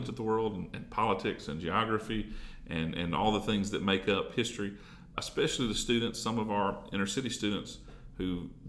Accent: Jackson, Tennessee, United States; also born or lived in Three Way, Tennessee / Dyersburg, Tennessee; I grew up in Jackson. Actually, I grew up in Three-Way, between Three-Way and Medina.

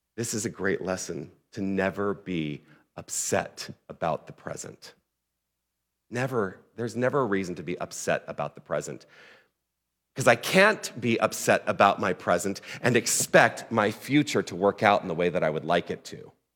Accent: Tucson, Arizona, United States; moved away; also born or lived in Toronto, Ontario; I'm originally from Tucson

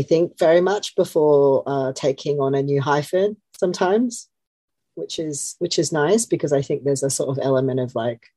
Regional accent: Australia; moved away as an adult; also born or lived in Melbourne / Sydney; now in London, United Kingdom; I'm from Australia, but I feel like I've lived here enough that I don't feel like that's a big part of my identity anymore

